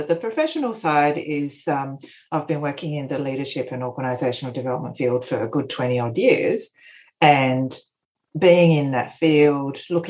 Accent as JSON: {"language": "English", "country": "Australia", "tie": "born there", "also_born_or_lived": "Japan", "said": "Japan, so it's part of my upbringing has been in Japan, and my background, my parents are Japanese. I'm Australian born, but anyway, I've got a Japanese background."}